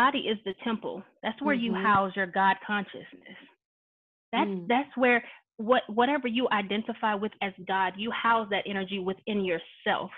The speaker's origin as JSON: {"language": "English", "region": "the South", "country": "United States", "tie": "born or raised there", "said": "I grew up in the South"}